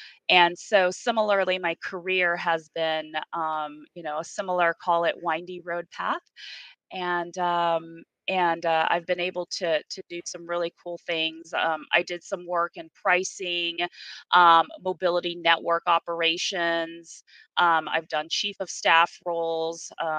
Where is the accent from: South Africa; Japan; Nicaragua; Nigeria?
Japan; moved away; Even going back further before my career, I'm an immigrant from Japan. My dad and the family, he brought us over, it was $200 in a dream.